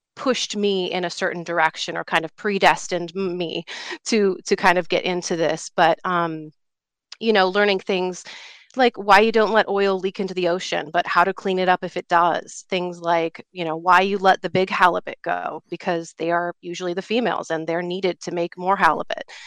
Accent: Alaska, United States; now in Colorado, United States; I grew up in Alaska

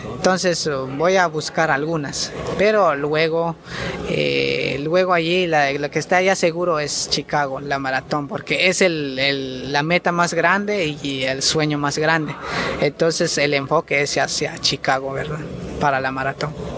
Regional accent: Guatemala; lo hago por mi país y estoy muy orgulloso que soy guatemalteco

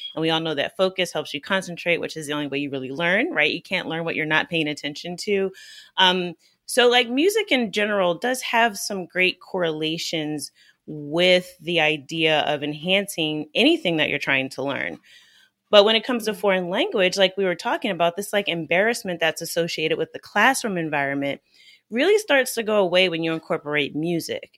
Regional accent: United States; growing up in the United States

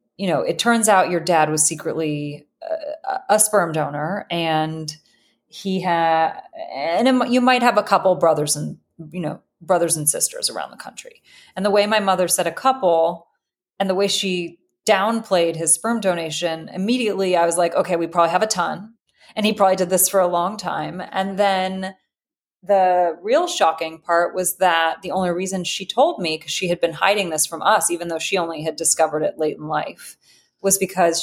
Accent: Los Angeles, California, United States; I'm from Los Angeles

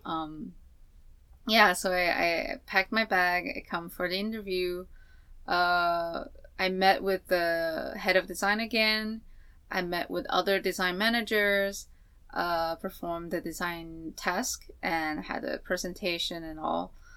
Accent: Taiwan; moved away; I'm from Taiwan.

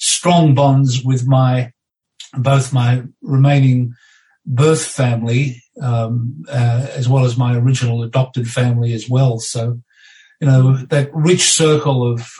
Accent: Foster, Victoria, Australia; moved away as an adult; also born or lived in Sydney; I moved from being an only child in my adopted family in Foster, and I moved to Sydney.

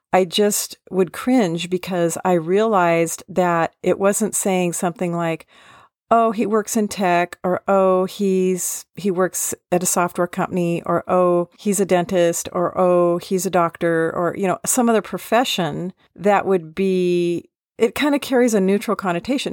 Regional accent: Seattle, Washington, United States; I was born in Seattle

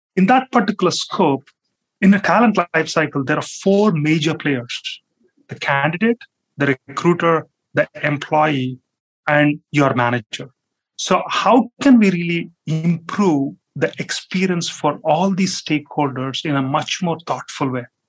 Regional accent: India; moved away; as a kid, like I grew up in India

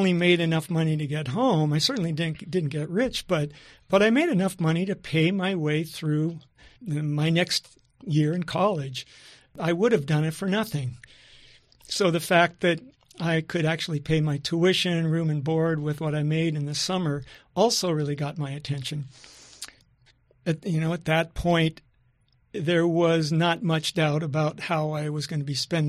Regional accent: Washington, United States; I'd never been to Alaska. I grew up in Puget Sound. I was already totally in love with the Salish Sea.

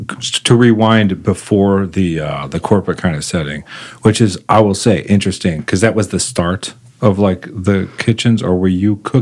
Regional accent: Texas, United States; So it's eighth generation Texan

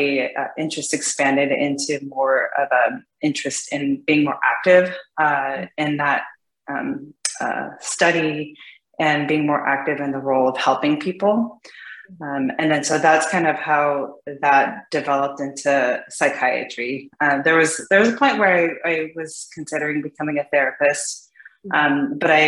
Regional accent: California, United States; moved away as an adult; now in Seattle, United States; Originally I'm from California

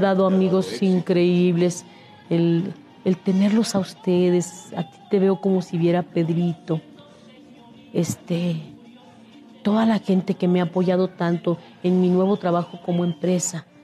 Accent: Torreón, Coahuila, Mexico; moved away; also born or lived in Monterrey / Mexico City; yo soy de Torreón, Coahuila, mi tierra dorada que tanto quiero y, este, y mis inicios en Torreón, Coahuila, fueron en, las estaciones de radio, en los festivales escolares

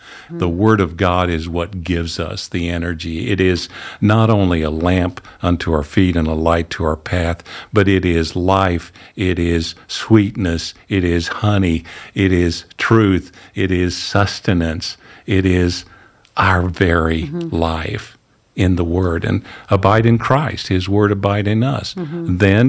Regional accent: Missouri, United States; I mean, I'm from the Ozarks in Missouri, okay? I spent more time barefooted growing up than I did with shoes on.

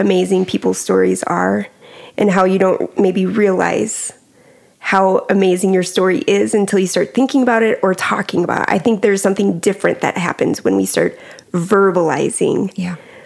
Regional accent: Carthage, Missouri, United States; also born or lived in Clinton, Missouri; I grew up in Carthage, Missouri, small town, loved it

